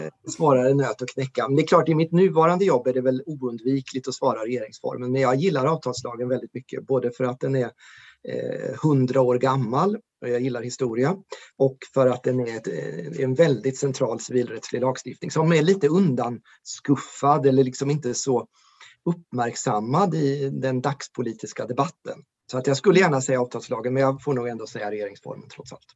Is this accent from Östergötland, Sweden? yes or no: yes; Ödeshög, Östergötland, Sweden; now in Norrköping, Sweden; Ödeshög i sydvästra Östergötland där jag växte upp